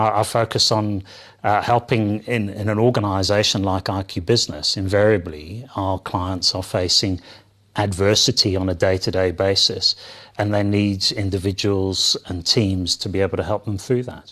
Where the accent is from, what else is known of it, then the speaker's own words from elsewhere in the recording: London, United Kingdom; moved away; I was born and bred in, in the U K, in London